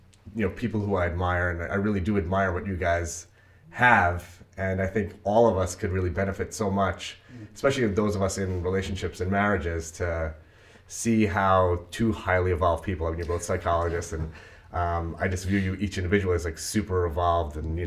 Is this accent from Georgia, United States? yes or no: no; Brooklyn, near East New York, United States; I actually grew up in Stark City